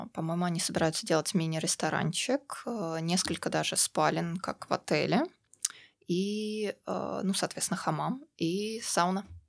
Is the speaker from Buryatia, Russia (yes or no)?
no; Troitsk, Moscow, Russia; moved away as an adult; also born or lived in United Kingdom; now in Montenegro; А я, кстати, тоже из Москвы, только из Новой Москвы. Это город Троицк